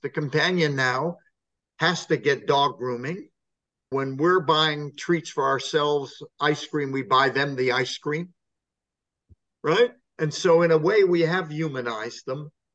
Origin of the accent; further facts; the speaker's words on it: California, United States; moved away as an adult; now in England, United Kingdom; I come from California